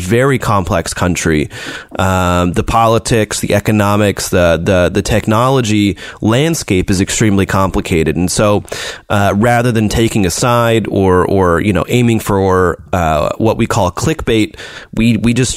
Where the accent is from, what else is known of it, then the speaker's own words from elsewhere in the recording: United States; now in China; I'm an American